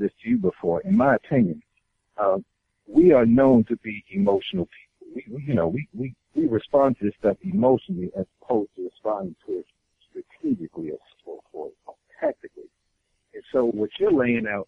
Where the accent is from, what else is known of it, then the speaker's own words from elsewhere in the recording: New York City, New York, United States; I'm from New York City